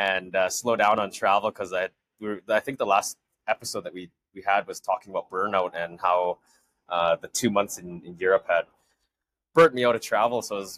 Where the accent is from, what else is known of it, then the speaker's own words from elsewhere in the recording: Calgary, Alberta, Canada; moved away as an adult; me being from Calgary, we've experienced some pretty harsh winters.